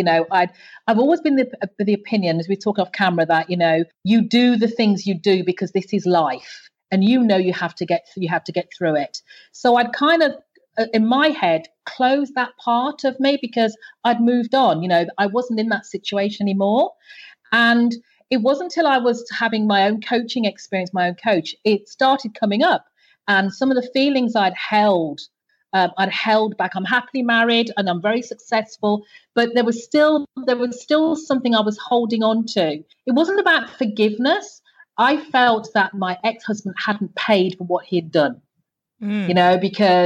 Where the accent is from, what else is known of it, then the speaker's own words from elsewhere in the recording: Birmingham, West Midlands, United Kingdom; now in Antigua; I grew up, as you can tell by my accent, I grew up in the UK. I'm UK born. Mm-hmm. So I grew up in the UK's second largest city.